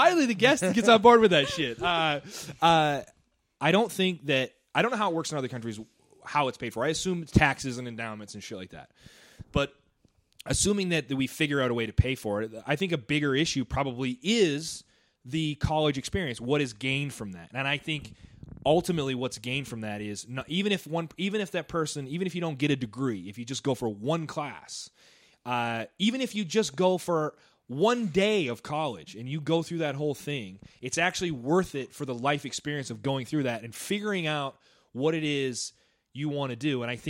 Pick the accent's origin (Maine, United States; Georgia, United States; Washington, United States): Maine, United States; I'm from Maine, man. It's like bad shit. Bad school system there.